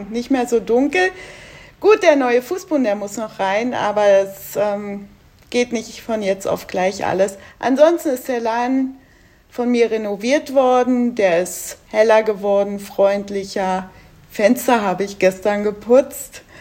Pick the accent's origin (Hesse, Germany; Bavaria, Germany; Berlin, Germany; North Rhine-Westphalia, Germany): Berlin, Germany; now in Duisburg, Germany; Ich komme ursprünglich aus Berlin, bin aber 1996 nach Duisburg gezogen und seit acht Jahren lebe ich jetzt in Ungelsheim.